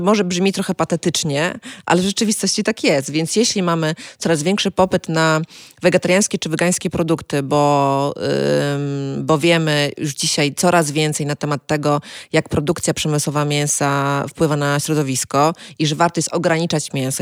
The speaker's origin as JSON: {"language": "Polish", "region": "Kuyavian-Pomeranian Voivodeship", "country": "Poland", "said": "pochodzę z Kujaw"}